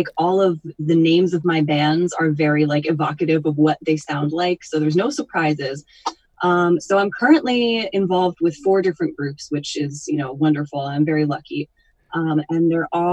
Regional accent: Northwest Connecticut, United States; now in Hudson Valley, United States; I grew up in Northwest Connecticut

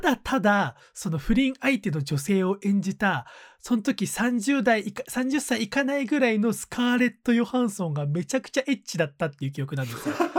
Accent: Takasaki, Gunma, Japan; 俺地元が高崎駅で

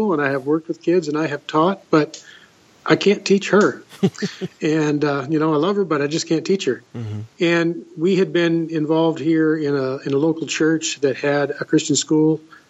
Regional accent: Los Angeles, California, United States; moved away as an adult; now in Washington, United States; I didn't actually grow up here in Washington. I grew up in Southern California in the Los Angeles area

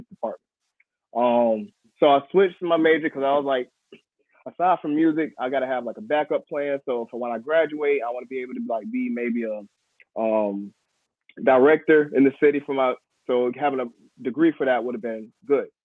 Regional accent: Raleigh, North Carolina, United States; born or raised there; now in Durham, United States

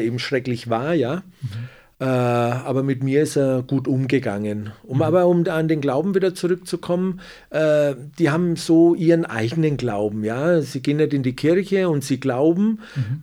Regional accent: Nuremberg, Bavaria, Germany; also born or lived in Calabria, Italy; ich bin äh, Italiener, aber geboren und aufgewachsen in Deutschland, in Nürnberg

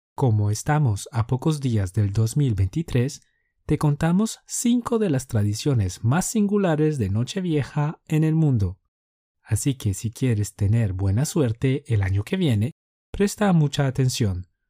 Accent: Colombia; Somos dos profes colombianos

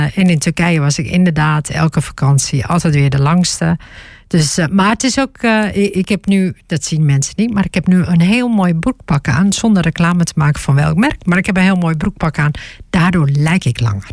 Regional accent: Groningen, Netherlands; also born or lived in Stadskanaal; Ik kom uit Groningen.

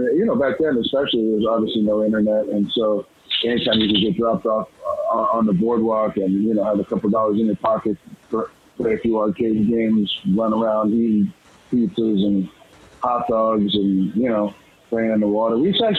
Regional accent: Los Angeles, California, United States; moved away as an adult; also born or lived in Brooklyn, New York / Staten Island, New York; now in Tulsa, United States; I was born in New York, raised in Los Angeles. I would go back every summer to New Jersey.

